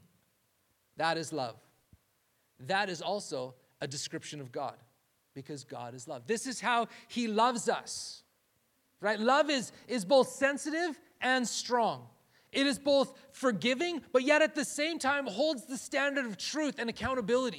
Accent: Canada; moved away; we're Canadian

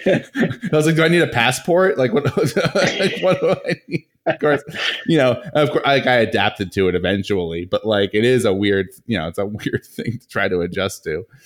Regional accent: Rhode Island, United States; both of us, you know, growing up in Rhode Island

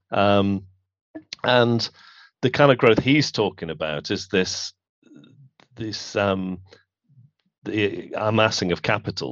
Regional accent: Manchester, North West England, United Kingdom; where I grew up in Manchester

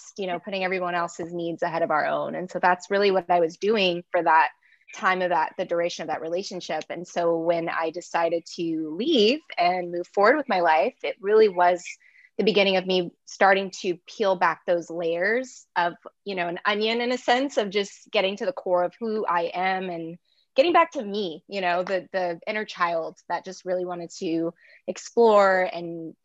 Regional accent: Long Beach, California, United States; moved away as an adult; now in Los Angeles, United States; I'm from Long Beach

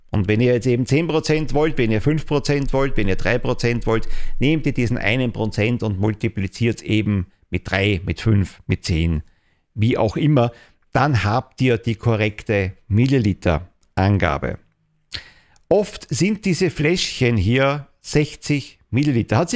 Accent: Austria; Also bei uns in Österreich Schlussrechnung.

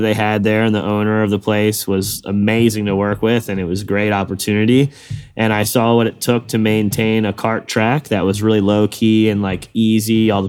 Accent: East Coast, United States; I like to be out in the West Coast and I'm from the East Coast.

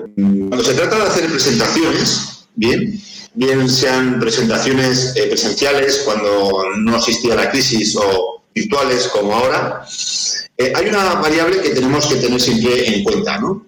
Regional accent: Navarre, Spain; el equipo de fútbol de, mi tierra

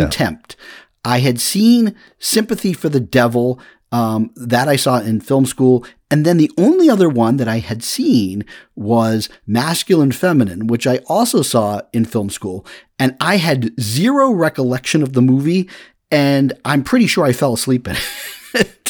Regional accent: Massachusetts, United States; when I was growing up in Massachusetts

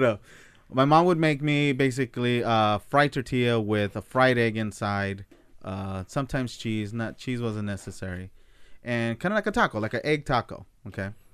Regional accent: United States; I'm American

